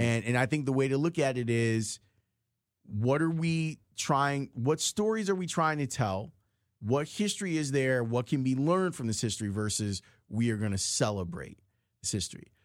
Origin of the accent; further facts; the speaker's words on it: Chicago, Illinois, United States; accent: Chicago; when I speak, you can hear that I'm from Chicago.